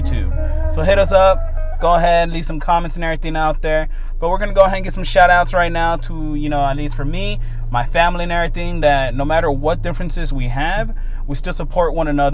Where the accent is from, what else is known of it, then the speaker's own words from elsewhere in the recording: Oakland, California, United States; I was born and raised in Oakland